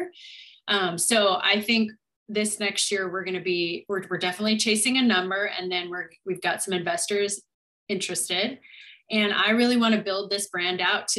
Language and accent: English; Montana, United States; moved away; growing up in this small town in Montana, my town had about 6,000 people